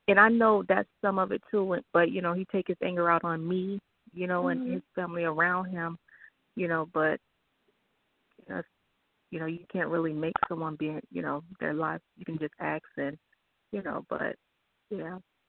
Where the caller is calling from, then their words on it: Miami, Florida, United States; I'm calling from Miami, Florida.